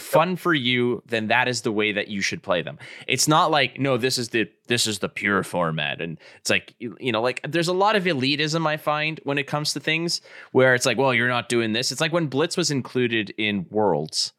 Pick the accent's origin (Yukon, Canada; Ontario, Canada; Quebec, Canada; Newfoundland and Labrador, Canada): Quebec, Canada; Montreal; I grew up in Montreal